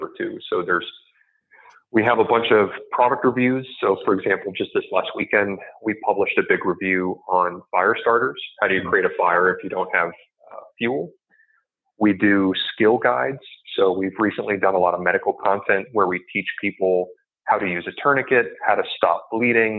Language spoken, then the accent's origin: English; Midwest, United States; moved away; also born or lived in Silicon Valley; I came from the Midwest. I grew up, you know, hunting and camping and those kinds of skills